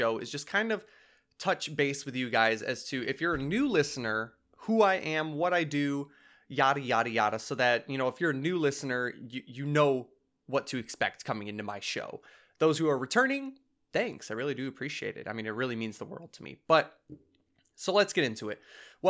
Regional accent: Michigan, United States; I'm from Southeast Michigan.

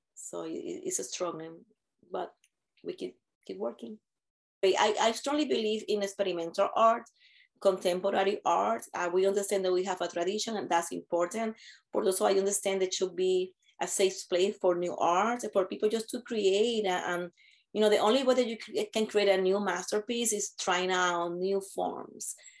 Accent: Puerto Rico; moved away; I'm from Puerto Rico

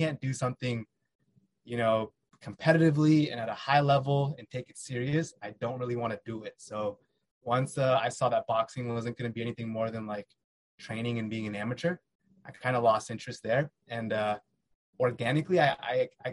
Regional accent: Fairfax, Virginia, United States; now in San Ramon, United States; I was born in Virginia, Fairfax, Virginia.

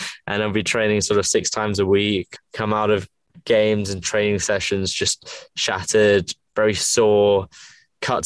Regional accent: England, United Kingdom; If you can tell by my accent, I'm from England. Grew up a rugby player in England.

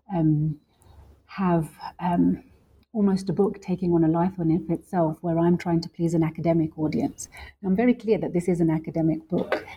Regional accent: London, United Kingdom; also born or lived in Lahore, Pakistan; I grew up in London, um, and I also grew up a little bit also in Pakistan, specifically in Lahore

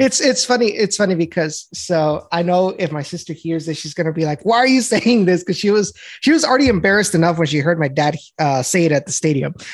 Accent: Rio Grande Valley, Texas, United States; was born and raised in the Rio Grande Valley

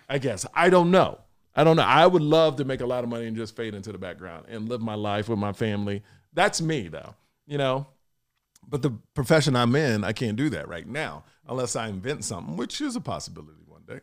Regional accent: Texas, United States; I'm from Texas

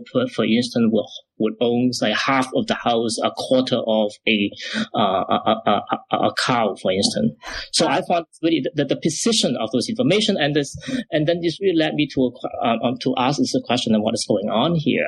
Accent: Macau; also born or lived in Chicago, United States; now in Toronto, Canada; I was originally from Macau

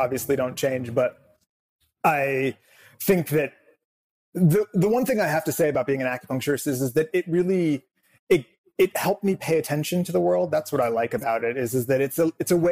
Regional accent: Southern California, United States; I grew up here in Southern California.

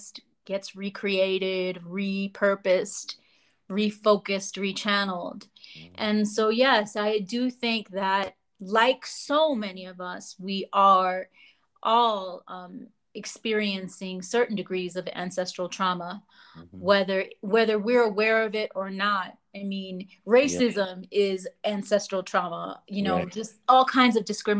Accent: New York City, New York, United States; also born or lived in Lower East Side, New York City; I did grow up in the Bronx. And I was born on the Lower East Side

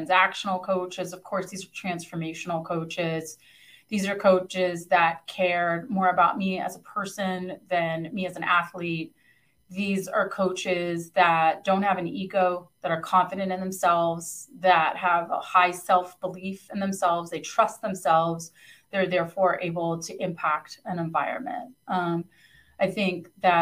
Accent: Northern Virginia, United States; also born or lived in Italy; growing up in Northern Virginia

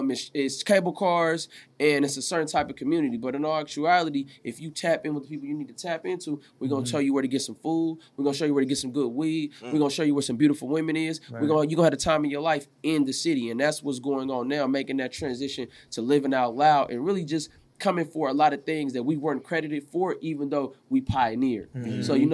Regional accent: San Francisco, California, United States

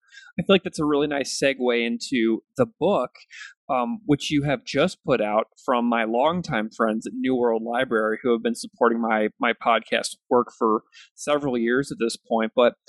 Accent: St. Louis, Missouri, United States; I'm a Missouri boy, so I grew up in St. Louis looking at that river that you're talking about all the time.

